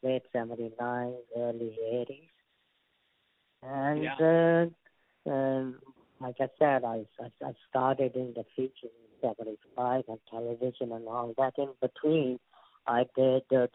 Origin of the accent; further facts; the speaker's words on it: India; accent: Indian; Even though I'm an Indian